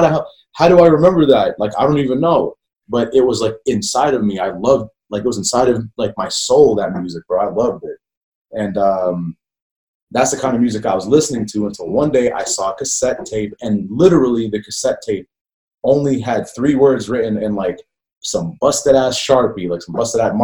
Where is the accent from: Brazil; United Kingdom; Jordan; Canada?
Jordan; English is a second language; moved away; I grew up overseas, man. I grew up in Jordan.